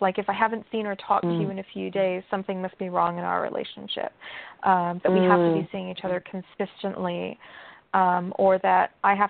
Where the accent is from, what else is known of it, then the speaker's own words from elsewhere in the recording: England, United Kingdom; There was also, I grew up in England for part of my life, and I love to debate.